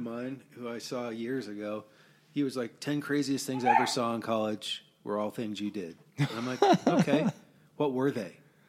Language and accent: English; Colorado Springs, Colorado, United States; So I came from the Colorado Springs kind of – hadn't really partied, hadn't done a whole lot to this, crazy scene, right?